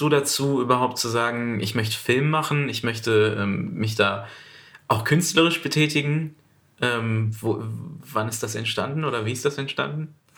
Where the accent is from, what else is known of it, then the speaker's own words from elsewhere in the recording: Duisburg, North Rhine-Westphalia, Germany; Ich komme aus Duisburg